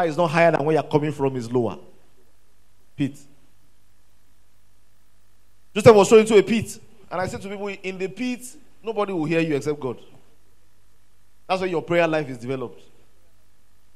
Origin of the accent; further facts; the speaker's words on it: Ilorin, Kwara, Nigeria; I grew up in Ilorin